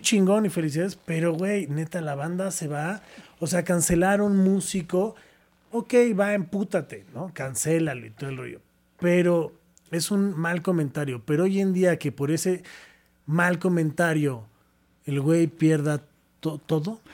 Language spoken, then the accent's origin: Spanish; Mexico; yo como mexicano